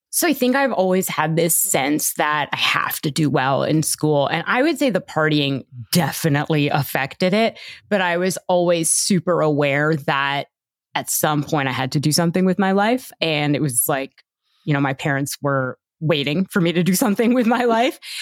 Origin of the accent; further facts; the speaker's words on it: Toronto, Ontario, Canada; I grew up in Toronto and, uh, my parents were Indian immigrants